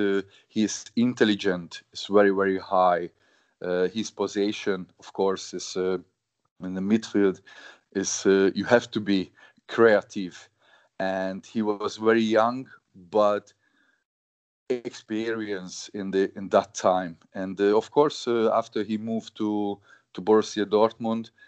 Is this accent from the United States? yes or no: no; Hungary; born or raised there; English is a second language; moved away as an adult; also born or lived in Germany / England